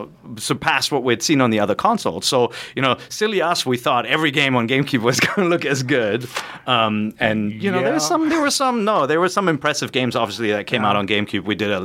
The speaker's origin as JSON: {"language": "English", "town": "Cologne", "region": "North Rhine-Westphalia", "country": "Germany", "moved": "yes", "said": "We're both from Cologne. I'm from Cologne, yeah."}